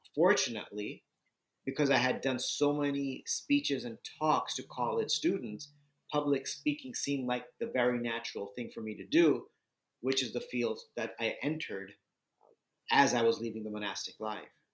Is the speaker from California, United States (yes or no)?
yes; Southern California, United States; moved away; also born or lived in Bulgaria / India / New York City; I grew up in Southern California